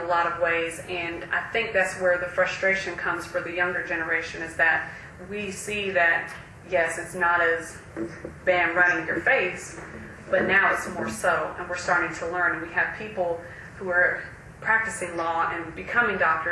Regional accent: Jacksonville, Florida, United States; moved away; also born or lived in South Carolina; when I grew up in Jacksonville, I grew up in a predominantly black neighborhood

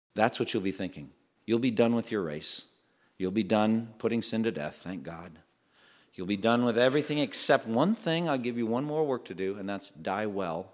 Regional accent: Framingham, Massachusetts, United States; moved away; my hometown when I was growing up, Framingham, Massachusetts

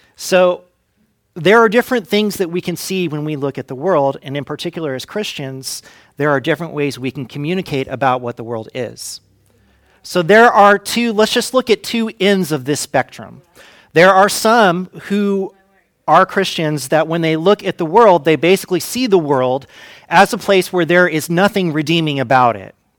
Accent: Fresno, California, United States; growing up in Fresno

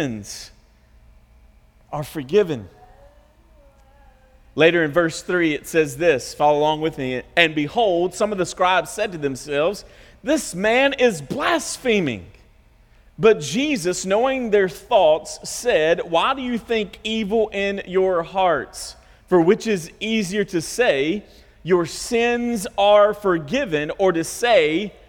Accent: the South, United States; We're from the South

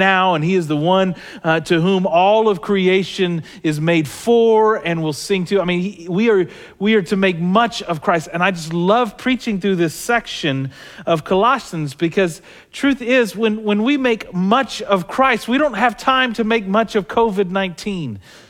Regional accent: Southern United States, United States; And I grew up in the South, and as the old Southern preacher would say

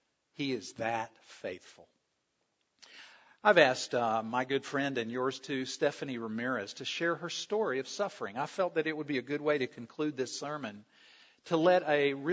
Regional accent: South Carolina, United States; I grew up in South Carolina

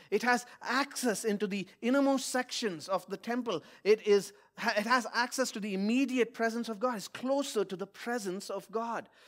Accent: India; moved away; my home country of India

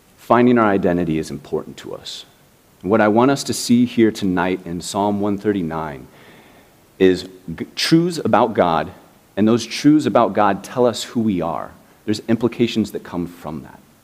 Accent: Indianapolis, Indiana, United States; now in Miami, United States; I grew up in the Midwest. I grew up in Indianapolis

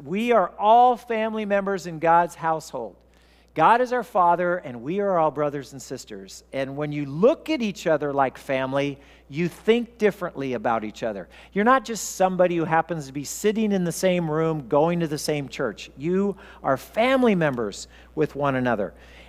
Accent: Wichita, Kansas, United States; born there; also born or lived in Oklahoma; I was born in Wichita, Kansas, and we were going to church there. And then we moved to Oklahoma for 2 years, and we stopped going to church.

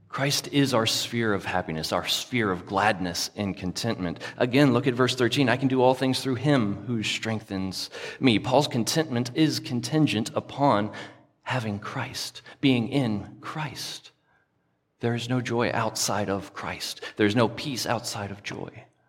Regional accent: the South, United States; I grew up in the South

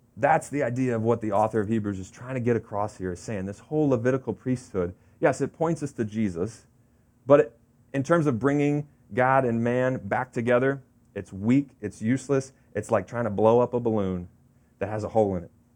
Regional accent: Florida, United States; now in New Jersey, United States; growing up in Florida, we had an in-ground pool, uh, as a kid

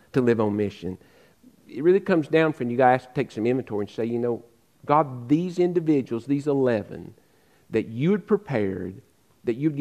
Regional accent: Western North Carolina, United States; moved away; I grew up in Western North Carolina.

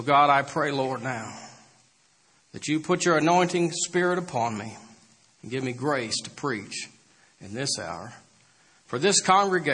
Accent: Bellrive, Illinois, United States; also born or lived in Mount Vernon, Illinois; I grew up in Belrive, Illinois, and around Mount Vernon

